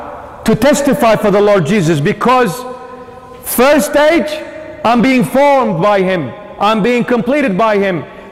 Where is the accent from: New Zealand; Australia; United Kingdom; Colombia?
Australia; Sydney, New South Wales; We're growing up in the 21st century. We're growing up in the West. We're growing up in Sydney, Australia.